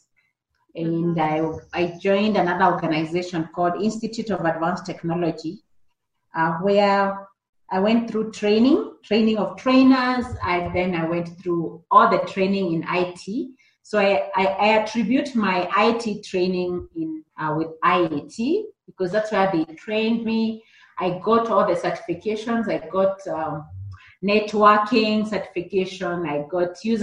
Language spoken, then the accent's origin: English; Kenya; I grew up in the rural Kenya in a village called Kariara